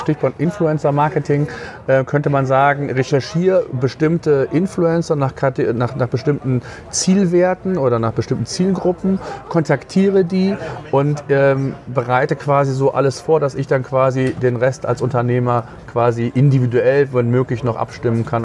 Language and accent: German; Germany; bei uns in Deutschland